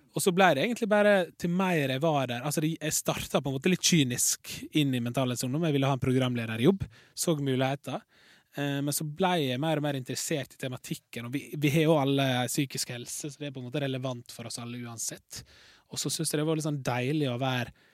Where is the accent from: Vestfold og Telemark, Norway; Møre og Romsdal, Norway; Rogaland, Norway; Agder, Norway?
Møre og Romsdal, Norway; Larsnes; moved away; naboen min hjemme på Larsnes.